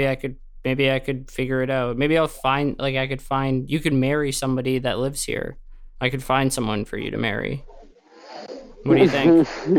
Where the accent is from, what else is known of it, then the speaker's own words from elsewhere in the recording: Canada; Oh, I'm from Canada.